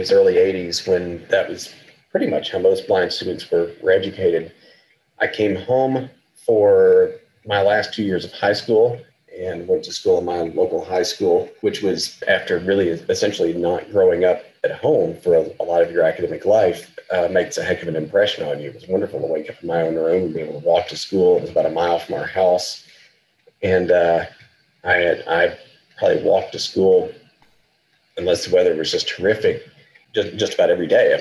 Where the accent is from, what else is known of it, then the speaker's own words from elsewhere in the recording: eastern Arkansas, United States; moved away as an adult; also born or lived in Fayetteville, Arkansas / Iceland / New York; I grew up in eastern Arkansas, which is about 50, my hometown was about 50 miles west of Memphis.